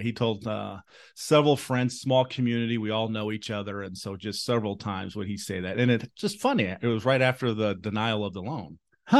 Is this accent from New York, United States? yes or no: no; Jacksonville, Illinois, United States; moved away as an adult; also born or lived in South Carolina / Chicago; growing up in jacksonville illinois right outside of springfield